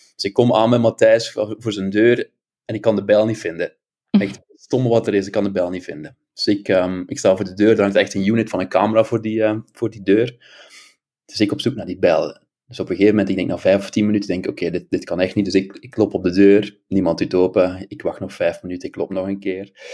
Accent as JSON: {"language": "Dutch", "town": "Ghent", "region": "Flanders", "country": "Belgium", "accent": "Belgian", "moved": "as an adult", "lives_now": "Amsterdam, Netherlands", "said": "aan mijn stemgeluid kan je horen dat ik een Belg ben. Ik uh, ben afkomstig uit Gent"}